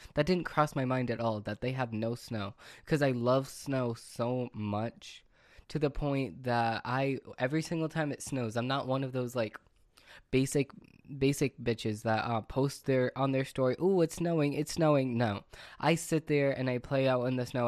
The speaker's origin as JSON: {"language": "English", "region": "Massachusetts", "country": "United States", "said": "I'm from Massachusetts"}